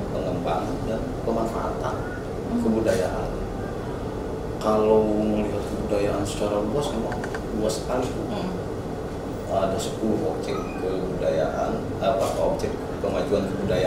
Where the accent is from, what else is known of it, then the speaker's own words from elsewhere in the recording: Banten, Indonesia; orang kita orang Banten